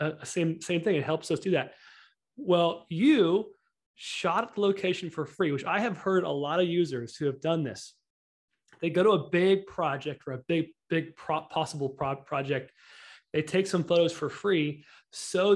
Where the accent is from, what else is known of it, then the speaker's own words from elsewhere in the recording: Houston, Texas, United States; I'm from Houston